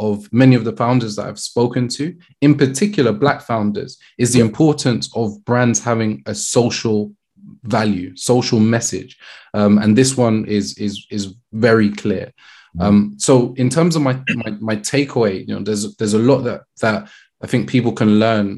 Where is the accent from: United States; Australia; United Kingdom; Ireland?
United Kingdom; London; I grew up in Brixton